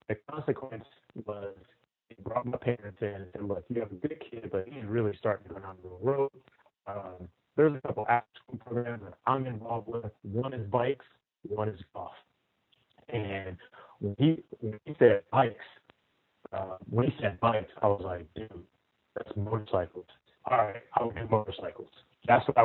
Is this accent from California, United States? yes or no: yes; Compton, California, United States; born and raised in Compton, California